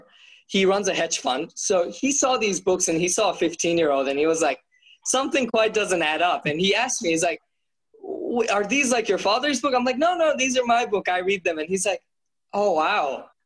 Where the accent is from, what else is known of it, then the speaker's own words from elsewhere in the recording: Bangladesh; now in Australia; I grew up in Bangladesh